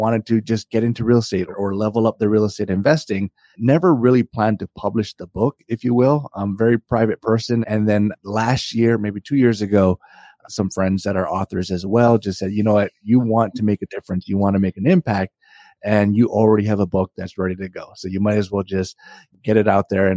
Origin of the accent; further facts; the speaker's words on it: Hawaii, United States; moved away as an adult; now in Northern Virginia, United States; I grew up in Hawaii. I'm actually no longer there. I moved to Northern Virginia